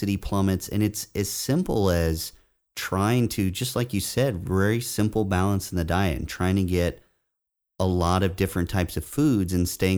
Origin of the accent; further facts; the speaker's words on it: Indiana, United States; moved away; where I grew up in Indiana